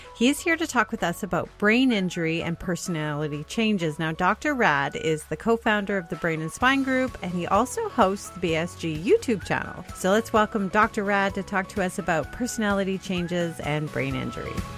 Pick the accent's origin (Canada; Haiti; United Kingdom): Canada; I'm a Canadian